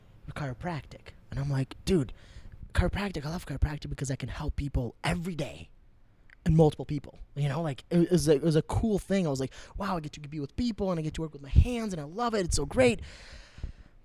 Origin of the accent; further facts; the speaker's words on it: Brooklyn Park, Minnesota, United States; I was born in Brooklyn Park, Minnesota, which is a little bit up north of here